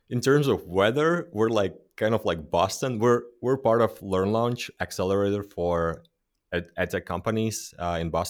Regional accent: Latvia; because we're from Latvia.

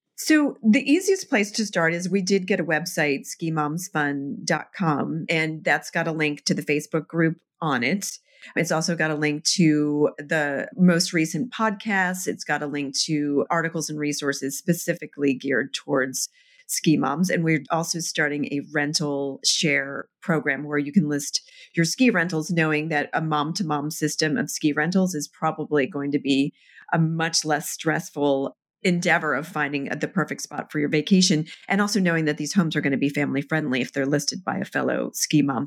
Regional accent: Annapolis, Maryland, United States; also born or lived in New York; now in Vermont, United States; I grew up in Annapolis, Maryland

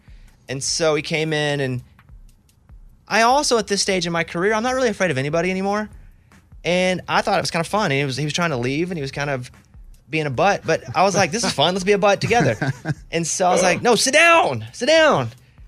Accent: Arkansas, United States; I said, I'm from Arkansas. We don't even call it queso. We call it cheese dip.

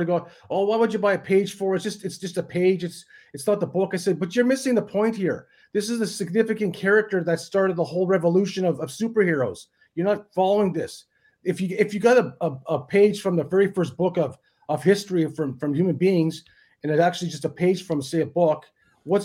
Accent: Thunder Bay, Ontario, Canada; born or raised there; moved away as an adult; now in Australia

